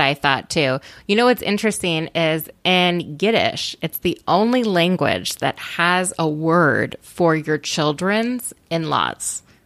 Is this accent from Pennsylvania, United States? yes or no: no; Minnesota, United States; I grew up in Minnesota